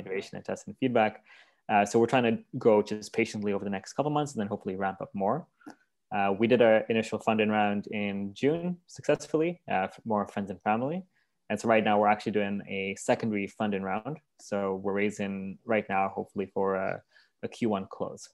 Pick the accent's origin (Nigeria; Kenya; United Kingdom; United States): Kenya; moved away; also born or lived in Vancouver, Canada; I was born in Vancouver, but raised in Kenya